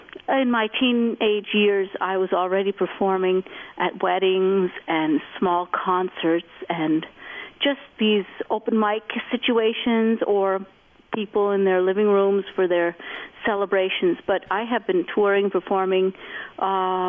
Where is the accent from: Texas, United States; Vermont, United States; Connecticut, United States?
Vermont, United States; I grew up in Vermont